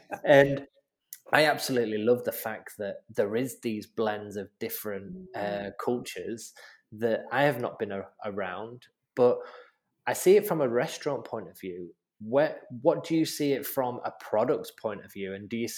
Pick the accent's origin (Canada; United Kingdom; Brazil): United Kingdom; Manchester, North West England; moved away as an adult; now in Australia; I'm in my seventh year of Australia. And it has opened my eyes, because living in the UK, you've got a whole different kind of demographic, and especially in Manchester.